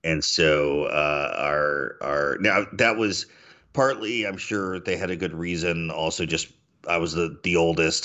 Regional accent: Mississippi, United States; we eat a lot of rice in Mississippi too

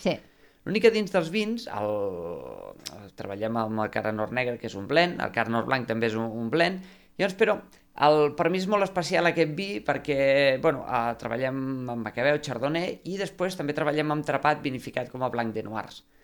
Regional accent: Conca de Barberà, Catalonia, Spain; jo sóc de la Conca de Barberà

